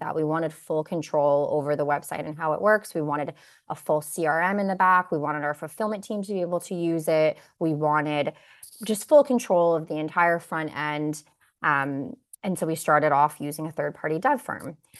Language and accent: English; Kitchener, Ontario, Canada; born or raised there; also born or lived in Bosnia / Waterloo